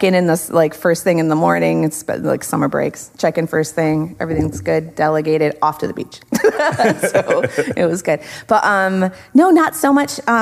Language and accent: English; New York, United States; moved away as an adult; now in Space Coast, Florida, United States; we lived in a small town in Western New York, hour and a half south of Buffalo, St. Bonaventure University.